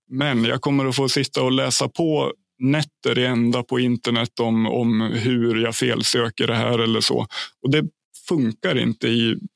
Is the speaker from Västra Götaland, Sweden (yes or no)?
no; Ljusdal, Gävleborg County, Sweden; Min {S1} hemkommun, {S2} Ljusdals kommun. Det ligger 30 mil norr om, eh, om Stockholm på ett ungefär.